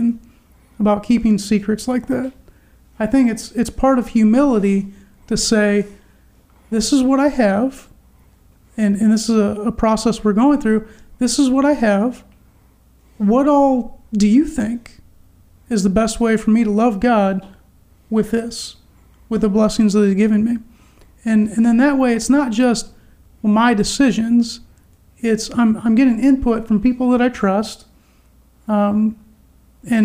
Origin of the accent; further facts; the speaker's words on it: United States; as an American